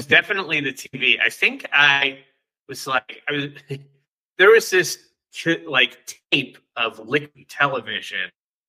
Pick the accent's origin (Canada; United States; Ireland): United States; Gainesville, Florida; Yeah, I'm from Gainesville, Florida. Which is a college town in North Central Florida. So there's no beach here, but yeah, where I grew up, big university town, a lot of people come and go.